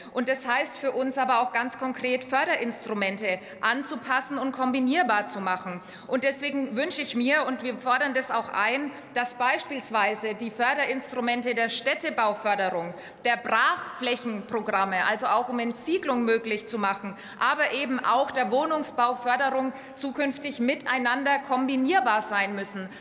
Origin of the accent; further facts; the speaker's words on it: Upper Franconia, Bavaria, Germany; meiner Heimat Oberfranken gibt, im Landkreis Kronach